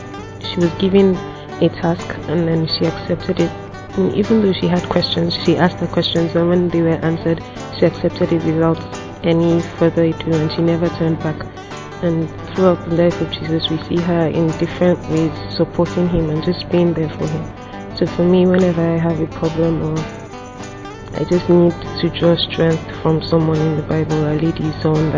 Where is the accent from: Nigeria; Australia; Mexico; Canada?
Nigeria; I'm from Nigeria and I'm 27 years old.